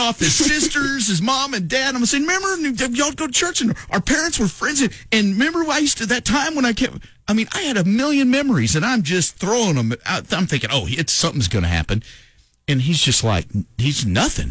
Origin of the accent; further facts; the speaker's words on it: Lovington, New Mexico, United States; moved away; also born or lived in Oklahoma; when I was growing up in Lovington